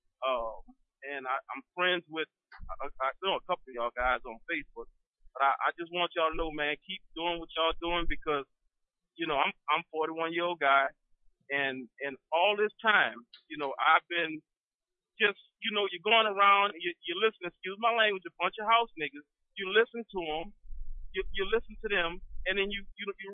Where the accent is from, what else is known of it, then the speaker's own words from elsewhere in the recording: New Orleans, Louisiana, United States; I'm from New Orleans